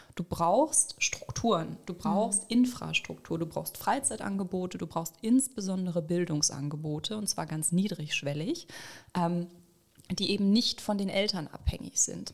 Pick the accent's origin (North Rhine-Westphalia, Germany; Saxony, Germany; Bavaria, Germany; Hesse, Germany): Saxony, Germany; ich in einer größten deutschen, ostdeutschen Plattenbausiedlung aufgewachsen bin in Sachsen